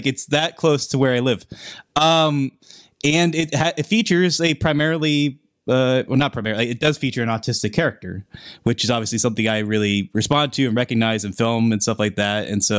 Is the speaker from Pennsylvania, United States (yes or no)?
yes; Pennsylvania, United States; It's filmed in Pittsburgh. It's filmed in my hometown for sake.